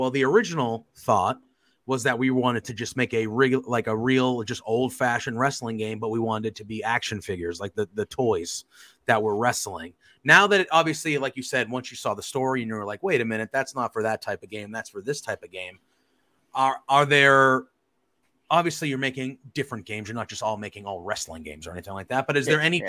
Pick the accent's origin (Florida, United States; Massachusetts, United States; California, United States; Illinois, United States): Massachusetts, United States; Boston; I'm from the Boston area